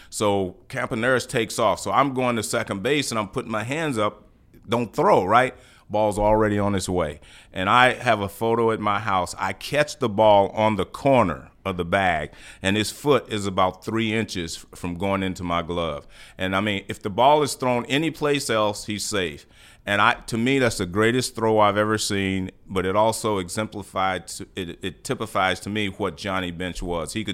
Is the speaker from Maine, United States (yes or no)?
no; Houston, Texas, United States; I came here from Houston and I was already a good player.